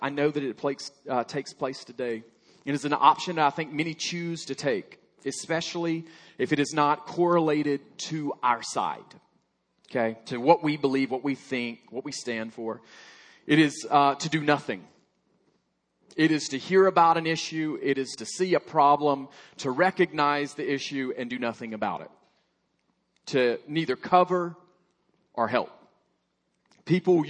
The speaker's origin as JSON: {"language": "English", "region": "Alabama", "country": "United States", "tie": "born or raised there", "moved": "yes", "said": "I grew up in Alabama, proud member of Alabama"}